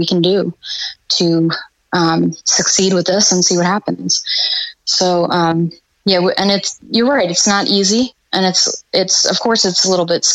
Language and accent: English; Long Island, New York, United States; moved away as an adult; now in Florida, United States; I'm from Long Island, New York, actually, originally. At this point, I've been in Florida longer. That's where I grew up and graduated high school and everything